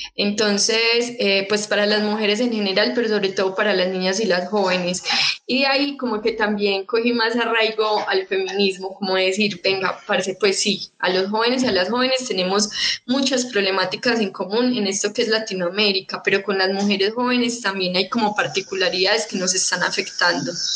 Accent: Medellín, Antioquia, Colombia; yo nací en el 94, cuando yo nací pues en Medellín

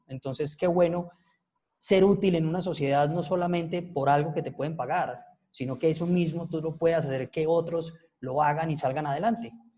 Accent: Paisa, Antioquia, Colombia; soy el peor paisa que ustedes se pueden encontrar

